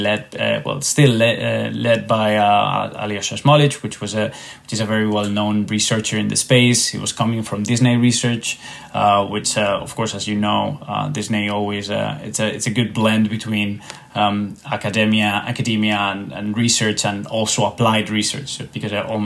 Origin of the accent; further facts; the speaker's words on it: Spain; moved away; as you can tell by my accent, I'm not Irish, even though Volograms is an Irish company. I am actually from Spain